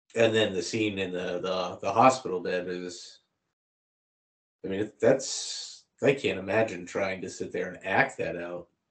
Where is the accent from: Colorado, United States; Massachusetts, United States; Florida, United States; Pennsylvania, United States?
Massachusetts, United States; Boston; we're both from Boston